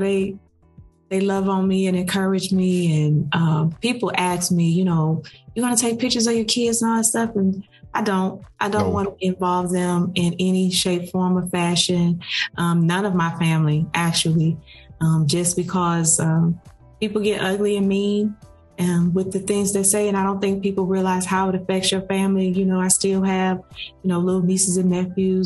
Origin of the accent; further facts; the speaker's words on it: Detroit, Michigan, United States; now in Snellville, United States; I am from Detroit